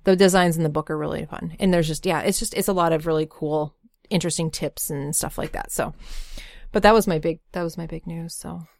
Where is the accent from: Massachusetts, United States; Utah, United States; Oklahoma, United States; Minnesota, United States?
Minnesota, United States; Bemidji; I grew up in Bemidji, Minnesota